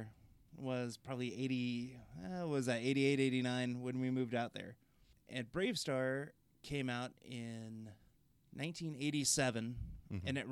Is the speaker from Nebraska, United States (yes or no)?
yes; Nebraska, United States; also born or lived in Crete, Nebraska / Hyannis, Nebraska; my family kind of uprooted. We moved from Crete, Nebraska to Hyannis, Nebraska in the late 80s